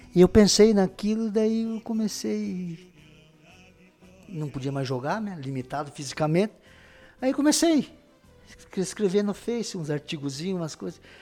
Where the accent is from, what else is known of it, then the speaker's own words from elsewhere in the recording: Paraná, Brazil; eu sou muito bairrista da minha terra, lá onde eu nasci, daqui